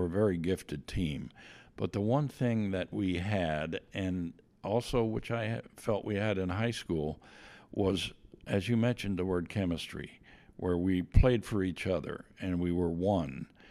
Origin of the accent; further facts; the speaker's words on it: Myerstown, Pennsylvania, United States; moved away as an adult; also born or lived in Lebanon, Pennsylvania / Bloomington, Indiana; I was born in Lebanon, P A, but moved at a young age to a small town, Myerstown